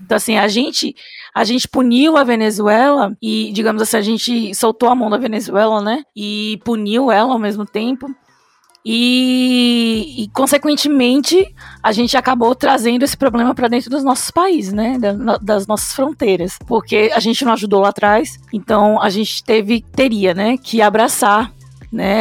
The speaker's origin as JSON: {"language": "Portuguese", "country": "Brazil", "said": "eu gosto mesmo de me definir como latina, não como brasileira"}